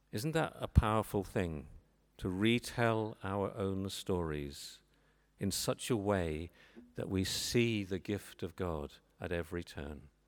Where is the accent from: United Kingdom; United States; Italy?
United Kingdom; England; moved away as an adult; now in Northern Ireland, United Kingdom; I'm not from these parts. I'm English